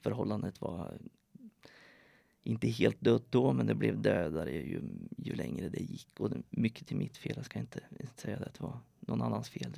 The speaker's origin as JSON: {"language": "Swedish", "country": "Sweden", "tie": "born or raised there", "moved": "as an adult", "lives_now": "Norway", "said": "Jag är född i Sverige, har bott i Norge sedan 2005"}